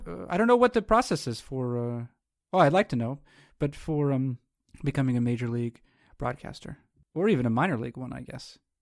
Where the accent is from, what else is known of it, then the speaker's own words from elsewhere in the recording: New England, United States; I not only live in, but I'm also, I hail from New England